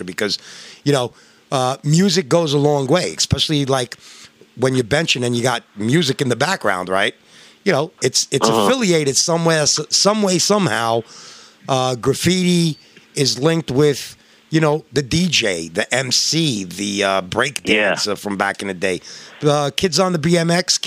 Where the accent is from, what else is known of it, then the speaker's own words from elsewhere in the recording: New York, United States; I'm from New York